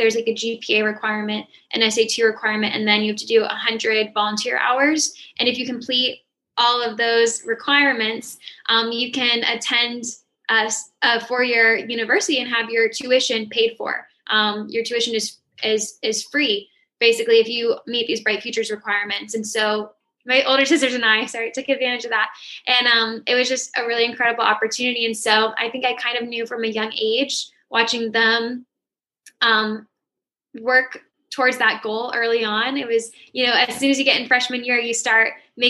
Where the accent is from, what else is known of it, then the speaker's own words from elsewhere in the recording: St. Petersburg, Florida, United States; moved away as an adult; also born or lived in Pinellas County, Florida; now in Orlando, United States; I'm from St. Petersburg